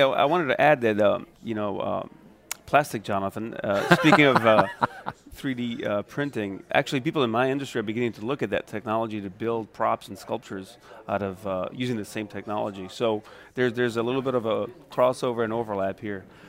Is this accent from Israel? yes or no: no; Viareggio, Tuscany, Italy; now in New Orleans, United States; my hometown of Viareggio, which is in Tuscany